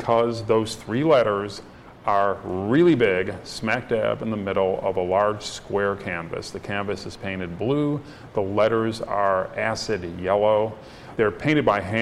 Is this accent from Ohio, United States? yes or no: yes; Cleveland, Ohio, United States; When I was growing up in Cleveland, Ohio